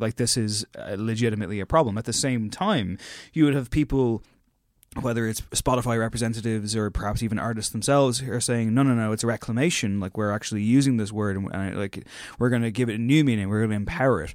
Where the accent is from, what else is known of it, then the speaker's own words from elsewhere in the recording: Ireland; as two Irish white lads